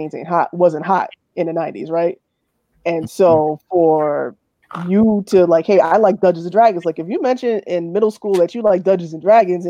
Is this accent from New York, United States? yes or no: yes; New York City, New York, United States; I grew up in the South Bronx